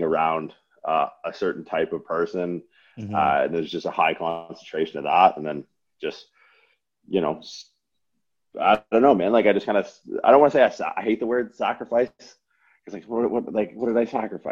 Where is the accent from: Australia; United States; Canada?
Canada; Windsor, Ontario; I grew up in Windsor, Ontario for like most of my life